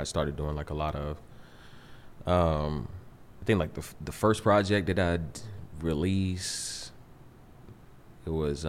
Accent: Texas, United States; now in Washington, D.C., United States; I'm from Texas

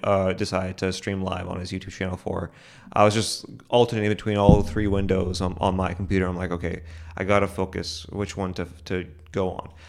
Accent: United States; I'm an American

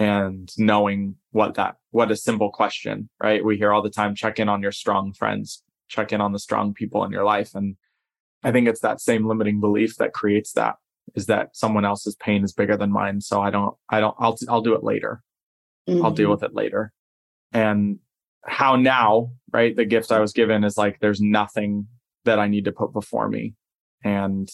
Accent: Southern California, United States; I grew up in Southern California

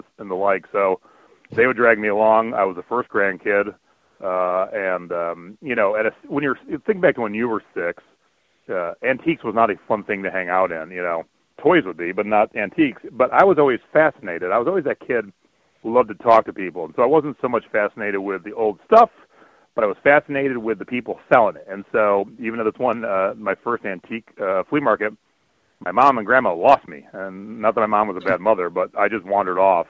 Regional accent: Cleveland, Ohio, United States; moved away as an adult; also born or lived in Long Beach, California; my wife and I grew up in Cleveland

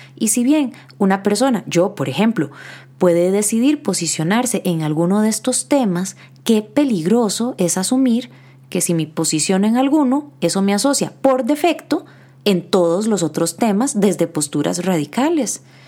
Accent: Costa Rica; Como psicólogos costarricenses

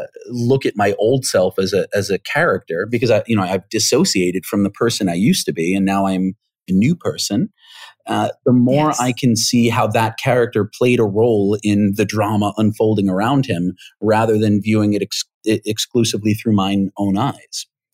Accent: New York, United States; I grew up here in the States, and I grew up in New York, and so my mannerisms, my vocal mannerisms and my idiomatic phraseology is pretty consistent with having grown up there.

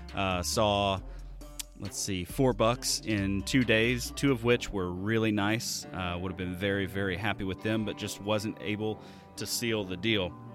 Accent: Alabama, United States; moved away; I'm from the Deep South. I'm originally from Alabama.

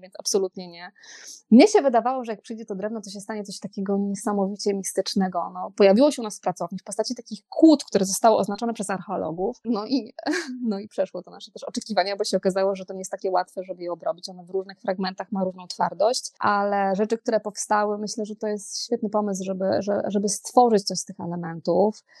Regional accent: Poland; ja się wychowałam nad morzem

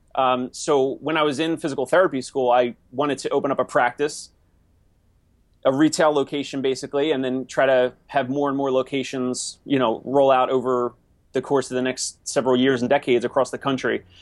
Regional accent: Maple Shade, New Jersey, United States; moved away as an adult; also born or lived in Philadelphia; now in New York City, United States; I'm from South Jersey, which in New Jersey we say South Jersey, we don't say New Jersey

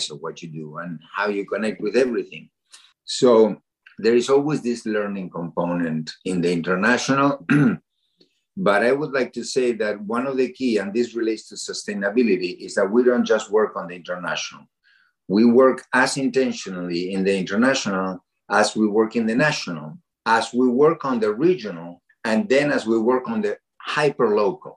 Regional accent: Argentina; now in Massachusetts, United States; I come from Argentina

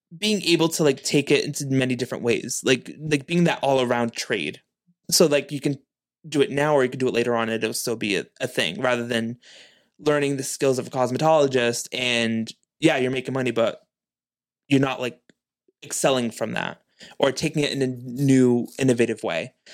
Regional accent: New Bedford, Massachusetts, United States; me being born and raised in New Bedford

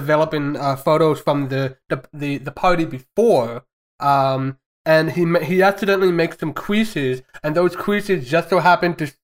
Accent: United States; as an American

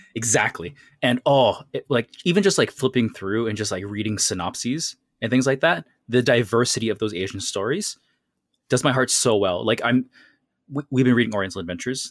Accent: Canada; growing up in North America and Canada

